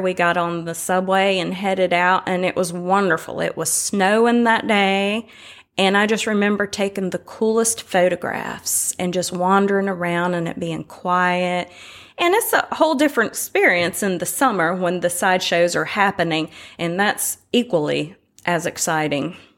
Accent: Winston-Salem, North Carolina, United States; moved away as an adult; now in Tybee Island, United States; I am from Winston-Salem, North Carolina, originally

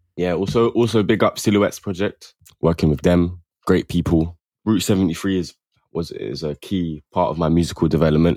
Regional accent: London, United Kingdom; also born or lived in Camden, London; I'm from South, like, Mitcham, Streatham area.

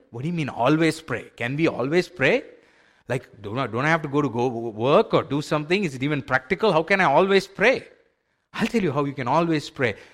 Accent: India; I grew up in India in a, in a faith where we were so used to sacrifices

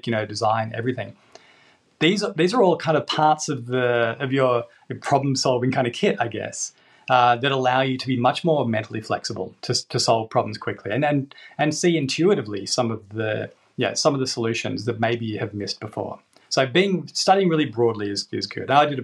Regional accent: Australia; now in England; I'm from Australia

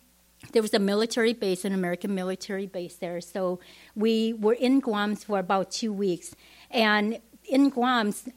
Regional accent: Vietnam; English is a second language; moved away; also born or lived in Madison; growing up in Vietnam, we never went to church

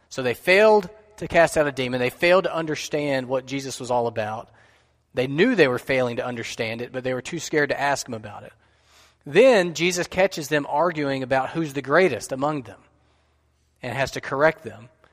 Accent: United States; what we have enjoyed as American Christians

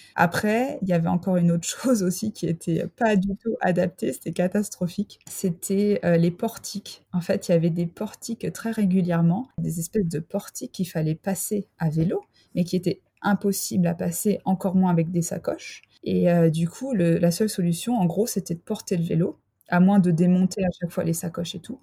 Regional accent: France; also born or lived in Freiburg, Germany / Mulhouse, Alsace; je suis française

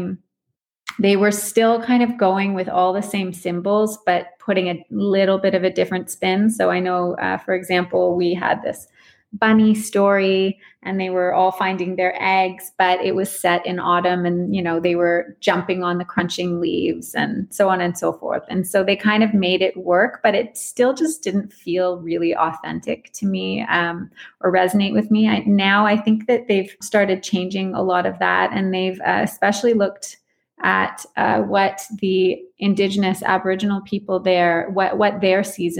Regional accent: Canada; moved away as an adult; also born or lived in Australia; I'm from Canada originally, and that's where I am now

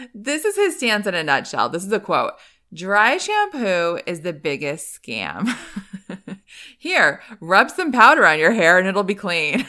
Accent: East Coast, United States; moved away; I grew up on the East Coast.

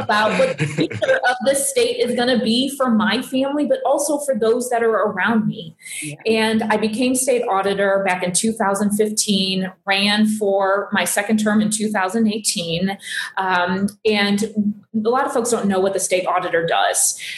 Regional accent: Fenton, Missouri, United States; also born or lived in Boone County, Missouri; I grew up in St. Louis. I grew up in Fenton

